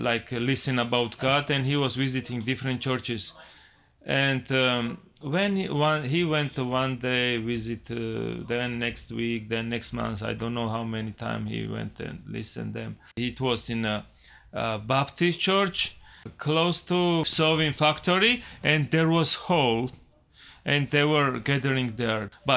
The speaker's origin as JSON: {"language": "English", "country": "Georgia", "tie": "born or raised there", "said": "I was born and raised in Georgia, Republic of Georgia, not state Georgia."}